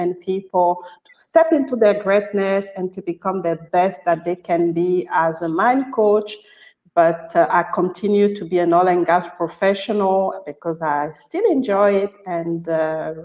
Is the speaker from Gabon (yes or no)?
yes; Gabon; I'm originally from Gabon